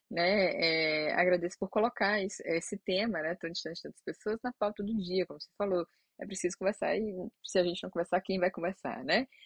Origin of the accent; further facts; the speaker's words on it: Ceará, Brazil; a gente é do Ceará